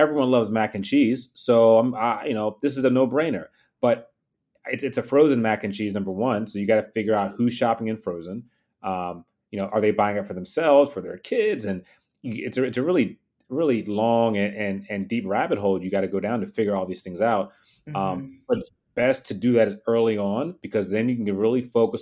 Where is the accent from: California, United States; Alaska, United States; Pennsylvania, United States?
Pennsylvania, United States; Philadelphia; I was born and raised in Philly